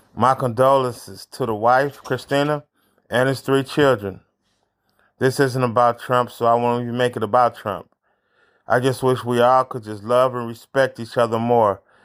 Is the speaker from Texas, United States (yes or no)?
no; St. Louis, Missouri, United States; I'm from St. Louis. I live in St. Louis